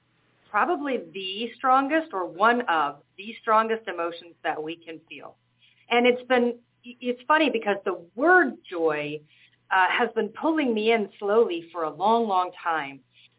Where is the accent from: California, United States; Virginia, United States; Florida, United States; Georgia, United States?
Georgia, United States; Atlanta; moved away as an adult; now in Malta; So I moved from Atlanta, Georgia, to the island of Malta during COVID.